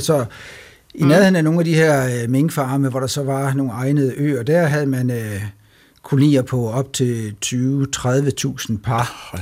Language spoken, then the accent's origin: Danish; Denmark; som danskere